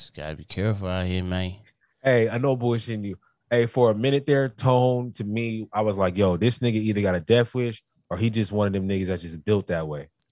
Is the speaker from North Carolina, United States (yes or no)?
yes; North Carolina, United States; now in California, United States; I'm not even really from Cali. I'm from North Carolina